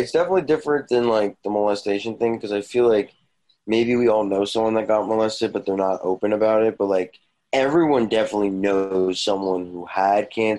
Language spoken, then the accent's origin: English; South Jersey outside of Philly, New Jersey, United States; we grew up in South Jersey outside of Philly.